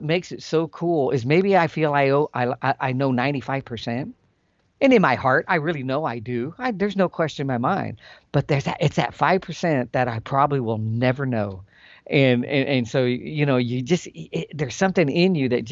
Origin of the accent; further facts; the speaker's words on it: Calaveras County, California, United States; I grew up, that's where I'm from. I'm from Calaveras County